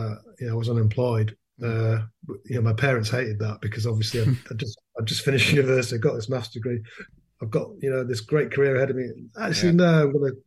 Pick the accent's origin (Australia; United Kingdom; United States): United Kingdom; Manchester, North West England; moved away as an adult; also born or lived in Leeds; I was born in Leeds. And my parents moved to Manchester when I was about three